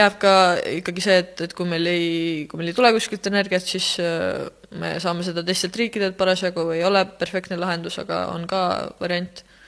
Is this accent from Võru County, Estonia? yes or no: no; Rakvere, Lääne-Viru County, Estonia; ma olen muidu Rakverest